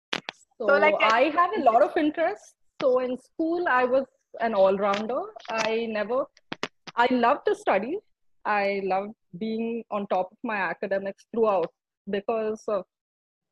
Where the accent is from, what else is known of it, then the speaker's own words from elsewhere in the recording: Bangalore, Karnataka, India; moved away as an adult; now in New Delhi, India; I was born in Bangalore, grew up in Bangalore, lived in Bangalore for 24 years of my life.